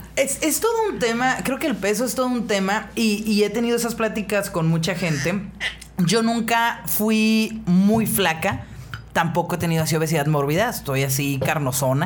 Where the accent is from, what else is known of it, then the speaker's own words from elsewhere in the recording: northern Mexico, Mexico; Soy una morra norteña de 33 años